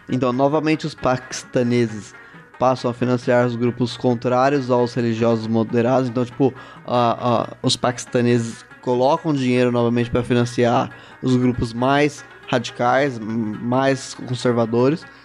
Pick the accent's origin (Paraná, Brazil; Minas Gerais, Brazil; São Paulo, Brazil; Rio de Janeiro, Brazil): São Paulo, Brazil; seria. É, paulistano. Perdiz. É